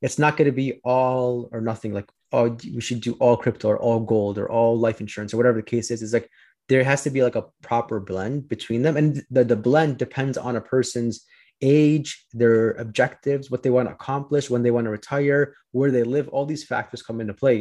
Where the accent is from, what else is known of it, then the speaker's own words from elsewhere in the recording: Chicago, Illinois, United States; I'm from Chicago